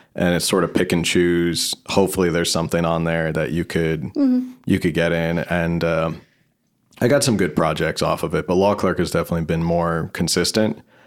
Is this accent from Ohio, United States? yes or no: no; New Jersey, United States; moved away as an adult; now in San Diego, United States; New Jersey, originally